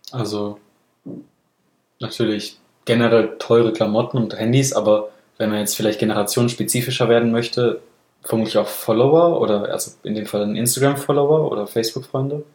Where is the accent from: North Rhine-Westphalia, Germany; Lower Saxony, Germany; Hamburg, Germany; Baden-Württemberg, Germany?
Baden-Württemberg, Germany; wo ich herkomme, in Anführungsstrichen, in Süddeutschland